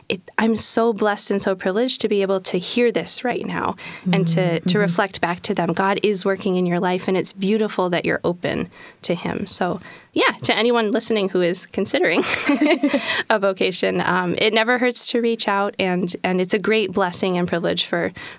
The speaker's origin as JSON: {"language": "English", "town": "Buffalo", "region": "New York", "country": "United States", "tie": "born or raised there", "moved": "yes", "lives_now": "Alexandria, United States", "said": "I was born in Buffalo, New York, met the sisters when I was in high school"}